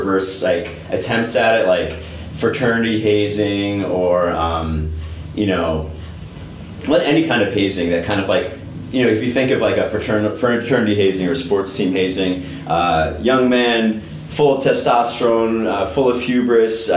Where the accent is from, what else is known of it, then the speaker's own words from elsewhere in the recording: United States; I'm American.